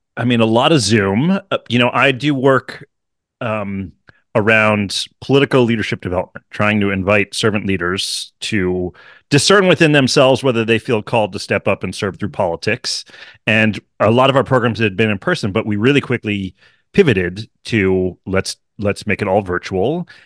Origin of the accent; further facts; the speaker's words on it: Hartford, Connecticut, United States; I grew up in Hartford, outside of Hartford, Connecticut